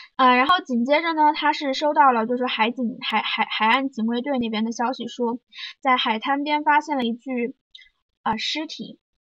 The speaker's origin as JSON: {"language": "Chinese", "region": "Zhejiang", "country": "China", "tie": "born or raised there", "said": "在我老家，老家是一个四线小城市嘛，浙江"}